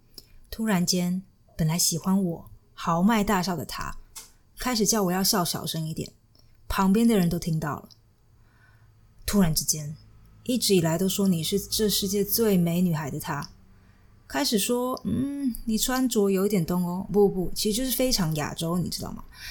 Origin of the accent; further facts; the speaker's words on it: Chiayi, Taiwan; now in Germany; 因为我是嘉义人嘛，所以我经常都会因为晚上非常想要吃鸡肉饭，然后就想要哭。